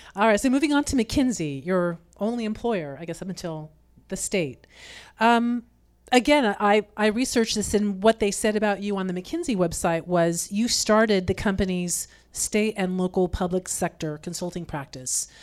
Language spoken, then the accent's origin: English; Sacramento, California, United States; also born or lived in Fresno / Kernville; I grew up here in Sacramento, so Central Valley, proud